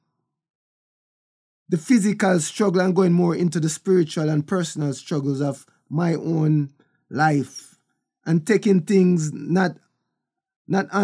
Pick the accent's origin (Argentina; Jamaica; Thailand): Jamaica; Kingston; also born or lived in Bull Bay, Jamaica; I was born in Kingston, Jamaica, in Trenchtown. And we moved a lot when I was younger.